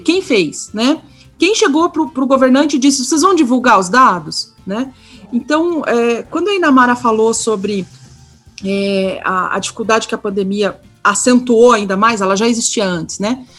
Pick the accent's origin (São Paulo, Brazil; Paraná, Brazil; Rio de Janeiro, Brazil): Paraná, Brazil; Curitiba; accent: Curitiba (southern) accent; Eu estou aqui no Sul, aqui em Curitiba, então perdoem aí o sotaque, bem puxado